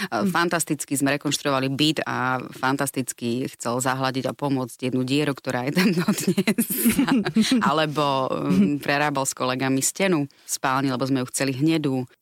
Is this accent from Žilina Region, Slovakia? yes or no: no; Rožňava, Košice Region, Slovakia; ja pochádzam z Rožňavy, čo je vlastne gemer